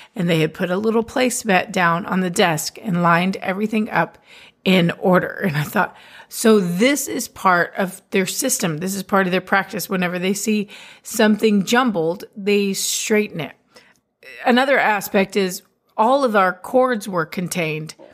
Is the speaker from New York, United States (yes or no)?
no; Texas, United States; I'm a Texan